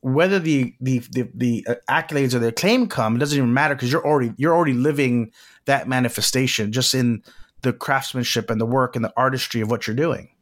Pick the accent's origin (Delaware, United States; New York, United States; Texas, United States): Texas, United States; Corpus Christi; moved away as an adult; now in Los Angeles, United States; Corpus Christi, where I was born